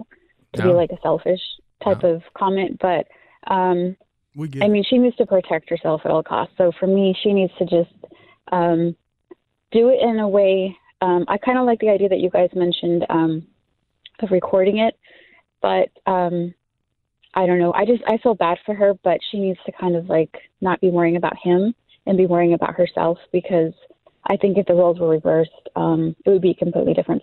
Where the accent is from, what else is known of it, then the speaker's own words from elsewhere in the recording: Colorado, United States; moved away as an adult; I'm from Colorado